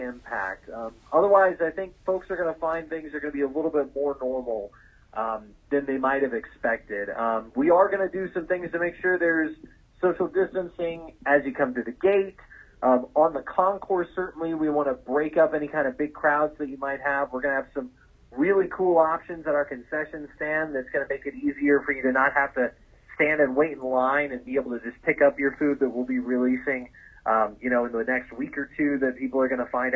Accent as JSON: {"language": "English", "town": "Arlington", "region": "Texas", "country": "United States", "said": "I'm from Arlington, so I'm a big Ranger fan."}